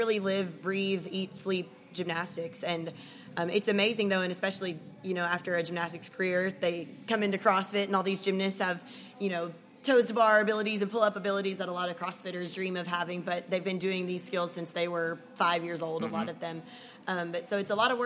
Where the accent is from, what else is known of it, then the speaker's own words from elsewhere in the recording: Lebanon, Tennessee, United States; also born or lived in Jacksonville, Florida / Atlanta, Georgia; I was born in Florida. We lived near Jacksonville. And when I was 7 years old, my family and I relocated to Lebanon, Tennessee. This is where I grew up